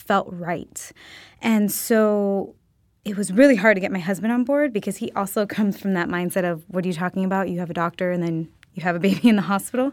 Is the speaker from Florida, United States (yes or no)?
yes; Miami, Florida, United States; now in Los Angeles, United States; I'm originally from Miami, Florida.